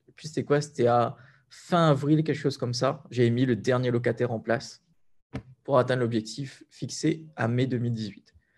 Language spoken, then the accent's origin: French; Sainte-Anne, Réunion; moi j'ai grandi principalement à Sainte-Anne